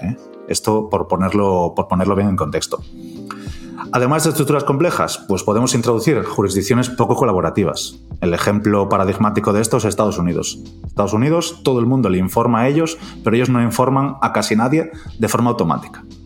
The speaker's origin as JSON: {"language": "Spanish", "region": "Galicia", "country": "Spain", "said": "como decimos los gallegos"}